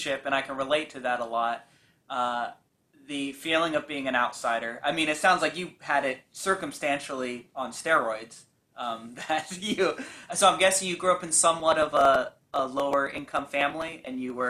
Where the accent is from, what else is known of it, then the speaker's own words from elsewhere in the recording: Bay Area, California, United States; I grew up in the Bay Area. I'm still here